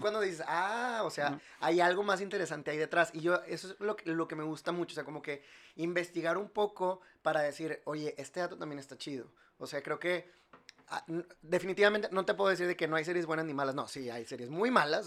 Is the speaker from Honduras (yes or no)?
no; Monterrey, Nuevo León, Mexico; yo soy de aquí, yo soy regio